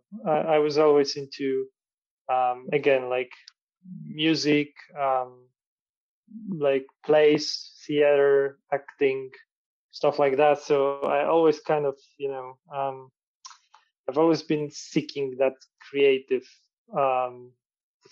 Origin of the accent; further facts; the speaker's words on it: Warsaw, Masovian Voivodeship, Poland; So I'm from Warsaw, from Poland. And I was born in Warsaw. I grew up here.